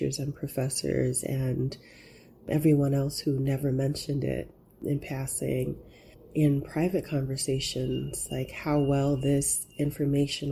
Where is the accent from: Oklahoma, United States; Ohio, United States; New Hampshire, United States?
Oklahoma, United States; moved away as an adult; also born or lived in New York / Netherlands; my own experience of growing up in Oklahoma